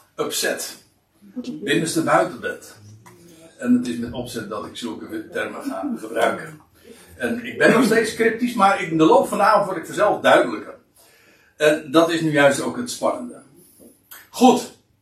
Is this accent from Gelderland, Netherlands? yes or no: no; Katwijk, South Holland, Netherlands; dan is het einde der aarde Katwijk. Nou ja, dat zeg ik dan weer eventjes als een beetje meteen waar ik vandaan kom